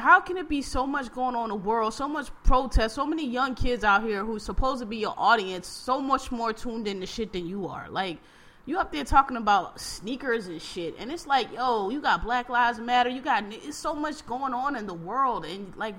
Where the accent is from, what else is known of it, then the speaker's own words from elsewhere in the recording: Queens, New York, United States; I'm still from Southeast Jamaica, Queens, don't get it fucked up.